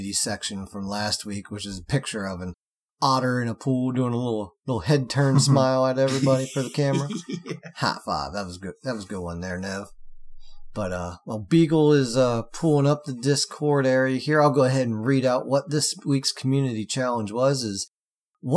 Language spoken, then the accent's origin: English; United States; I'm American